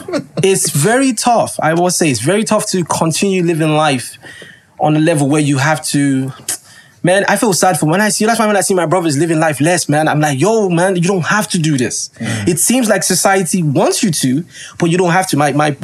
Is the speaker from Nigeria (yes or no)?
yes; Nigeria; Like, yeah, I'm a Nigerian man.